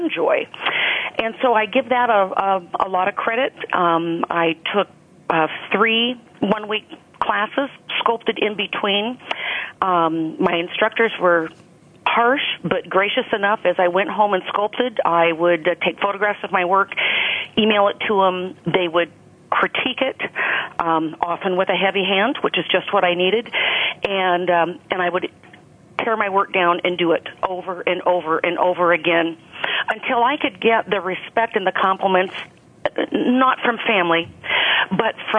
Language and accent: English; Oregon, United States; I was born and raised in the West, in Oregon